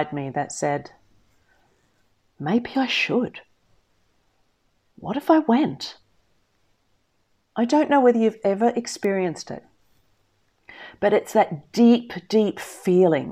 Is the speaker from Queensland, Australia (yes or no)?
no; Melbourne, Victoria, Australia; moved away as an adult; now in United Kingdom; Melbourne's been my hometown since I was 10 years old. I'd done my secondary schooling there, I'd gone to university in Melbourne